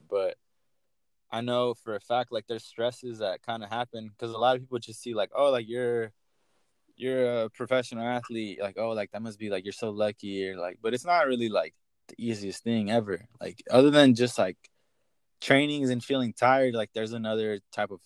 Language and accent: English; San Diego, California, United States; originally I'm from San Diego, so it's kind of nice to be home